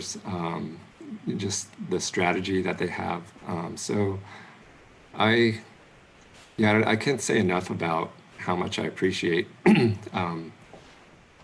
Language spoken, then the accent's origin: English; United States; But I grew up in America. I was born and raised in America